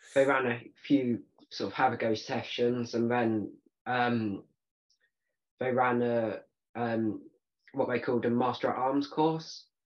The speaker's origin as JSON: {"language": "English", "country": "United Kingdom", "said": "so i'm a 16 year old barebow bow archer from the uk"}